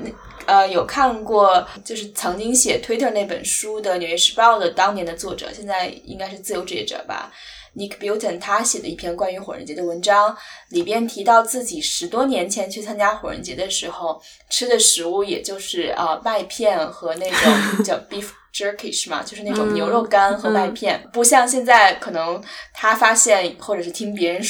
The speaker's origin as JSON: {"language": "Chinese", "country": "China", "said": "我觉得至少作为一个中国人可能没有哈"}